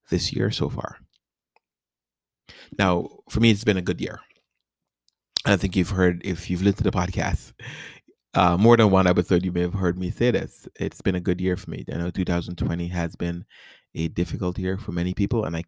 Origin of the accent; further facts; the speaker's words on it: New York City, New York, United States; moved away as an adult; also born or lived in South America / Richmond, Virginia / Washington DC area / Nashville, Tennessee; now in Tampa, United States; I grew up in New York City. I was born in South America. And I came to New York City. And I grew up there